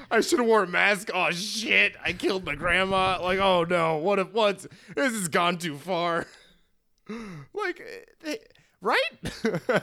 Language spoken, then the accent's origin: English; Michigan, United States; we're both from Michigan